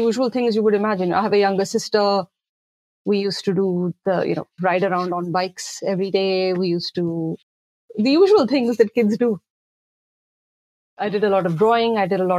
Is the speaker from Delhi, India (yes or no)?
yes; Delhi, India; now in Noida, India; I grew up in Delhi, and I live now in a suburb in the neighboring state of Uttar Pradesh. So I live in Noida